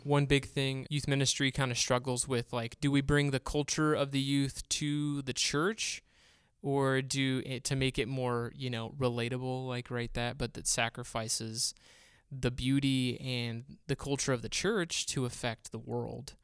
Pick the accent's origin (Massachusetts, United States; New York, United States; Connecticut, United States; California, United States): California, United States; Bakersfield; moved away as an adult; we're from Bakersfield, California, born and raised there.